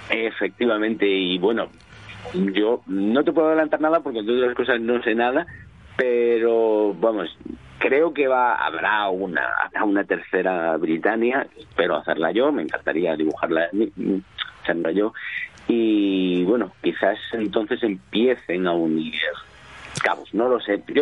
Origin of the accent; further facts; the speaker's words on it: southern Spain, Spain; del sur de España.